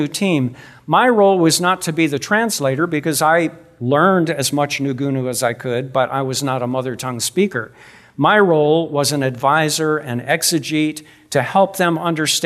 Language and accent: English; United States; also born or lived in Ombessa, Cameroon; my home country here in the U.S.